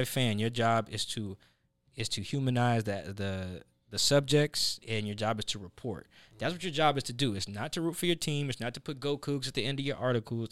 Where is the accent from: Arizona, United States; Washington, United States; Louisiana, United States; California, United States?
Washington, United States; Seattle; also born or lived in Pullman, Washington; I grew up in Sa-, like, in South Seattle